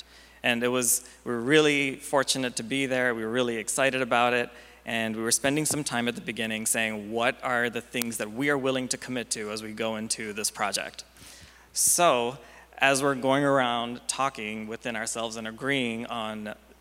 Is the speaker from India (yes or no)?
yes; India; now in United States; I didn't grow up in the U.S. I grew up in India